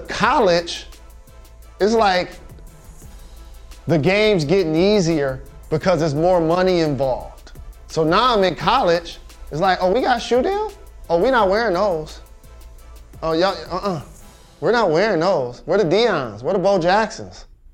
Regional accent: Michigan, United States

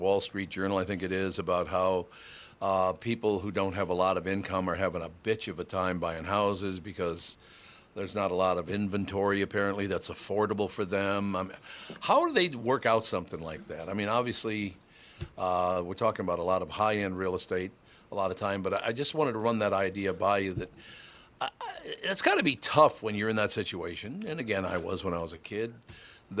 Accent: Minnesota, United States; I'm from Minnesota

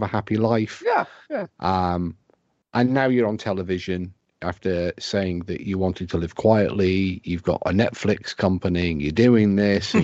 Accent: United Kingdom; accent: British; my British accent

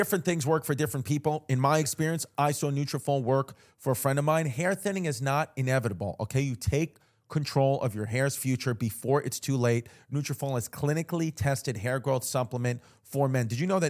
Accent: New York, United States; New York.

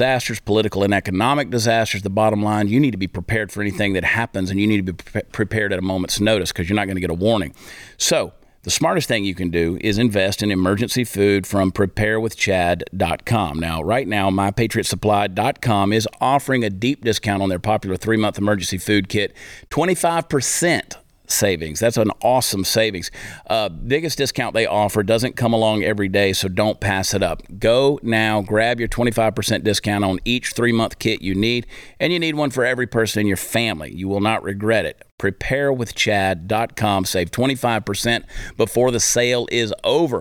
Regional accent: Georgia, United States; where I grew up in Georgia

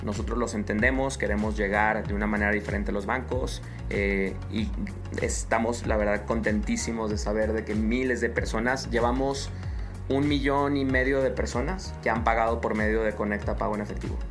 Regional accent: Mexico; soy un tecnólogo mexicano

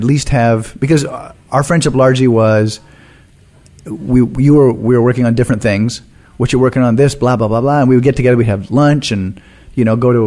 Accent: Canada; as a Canadian

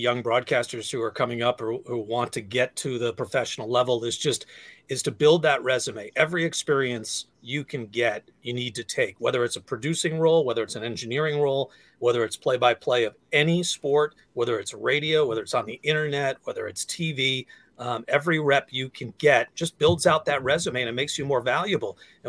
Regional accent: Western Massachusetts, United States; moved away as an adult; also born or lived in upstate New York / San Diego / Seattle; I grew up in Western Massachusetts, so I grew up 3 hours away from Boston

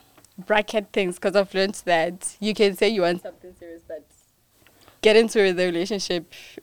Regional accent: Carletonville, Gauteng, South Africa

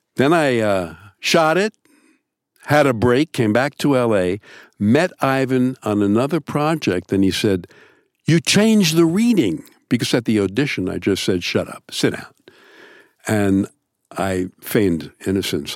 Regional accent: New York, United States; I'm also from New York.

